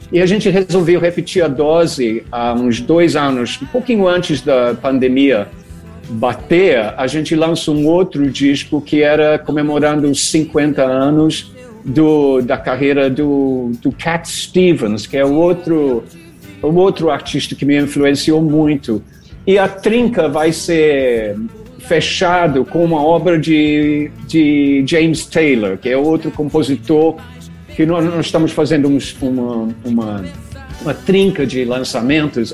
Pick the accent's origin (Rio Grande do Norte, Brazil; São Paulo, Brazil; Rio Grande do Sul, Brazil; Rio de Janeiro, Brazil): Rio de Janeiro, Brazil; Eu sou do Rio